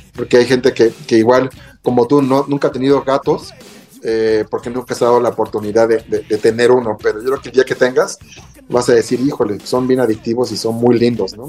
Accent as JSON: {"language": "Spanish", "country": "Mexico", "said": "como buenos mexicanos"}